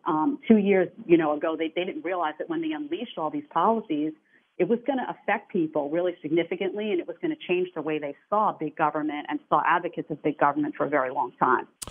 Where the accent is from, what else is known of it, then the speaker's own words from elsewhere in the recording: New York City, New York, United States; I come from New York City, which is sinking